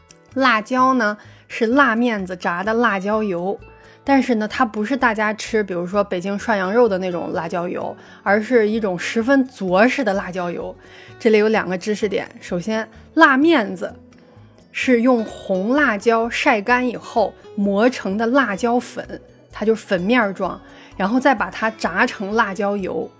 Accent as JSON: {"language": "Chinese", "town": "Yinchuan", "region": "Ningxia", "country": "China", "tie": "born or raised there", "moved": "yes", "said": "因为我从小在银川长大，吃的就是家乡的味道。"}